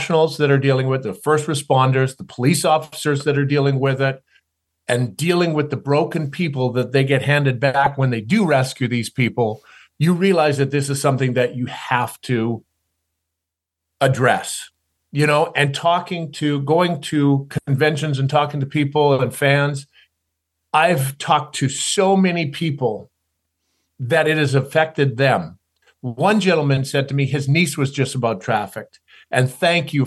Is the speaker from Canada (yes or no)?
yes; Canada; growing up in Canada, being a tall, skinny kid, glasses and braces